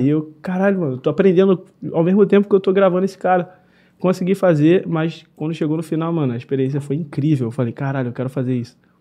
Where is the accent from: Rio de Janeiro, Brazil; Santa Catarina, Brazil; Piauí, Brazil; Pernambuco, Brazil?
Rio de Janeiro, Brazil; Nova Iguaçu; Sou direto da Baixada Fluminense, Alche, Nova Iguaçu